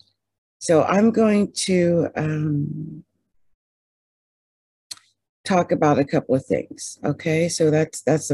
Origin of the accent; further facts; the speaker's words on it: New Jersey, United States; I'm from Jersey. I went to Haddon Township High School.